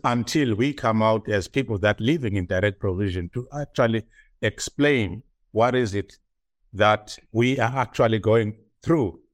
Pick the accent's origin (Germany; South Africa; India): South Africa; moved away as an adult; now in Ireland; as a South African